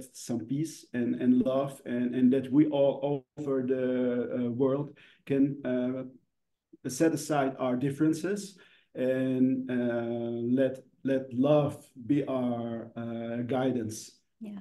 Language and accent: English; Indonesia; where we come from Indonesia